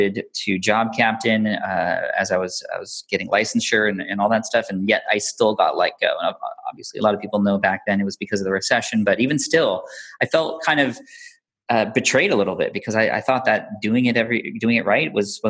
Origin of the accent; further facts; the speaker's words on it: San Diego, California, United States; I grew up in San Diego, California